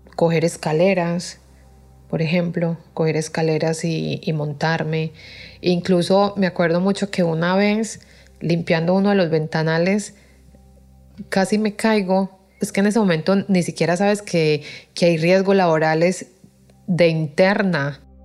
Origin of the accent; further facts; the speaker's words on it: Colombia; moved away as an adult; now in Spain; vengo de Colombia